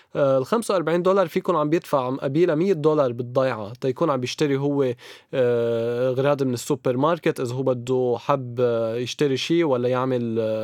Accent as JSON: {"language": "Arabic", "area": "Chouf", "region": "Mount Lebanon", "country": "Lebanon", "said": "بنروح على الضيعه اللي بتاخذ ياخد العقل بمنطقتنا بالشوف"}